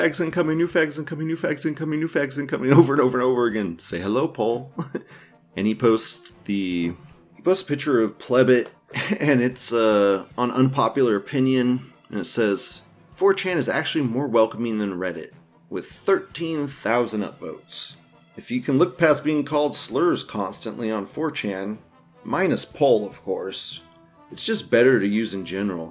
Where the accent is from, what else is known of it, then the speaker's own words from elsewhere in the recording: United States; I'm not Canadian, I'm American